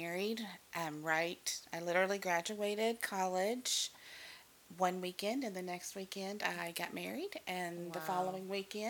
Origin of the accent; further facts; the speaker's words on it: Kentucky, United States; moved away as an adult; also born or lived in Texas; now in Dallas, United States; I'm originally from Kentucky. And I guess, as they say, I got here as fast as I could, but we really do love Texas now, and it is definitely home